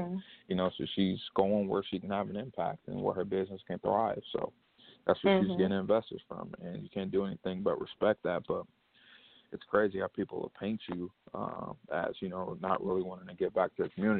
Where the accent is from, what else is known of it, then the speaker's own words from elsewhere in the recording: Detroit, Michigan, United States; my hometown of Detroit